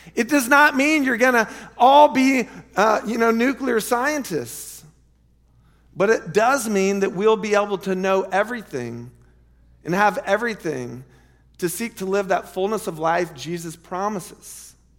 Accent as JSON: {"language": "English", "town": "Lake Wales", "region": "Florida", "country": "United States", "tie": "born or raised there", "also_born_or_lived": "Chicago", "moved": "as an adult", "said": "our church growing up in Lake Wales"}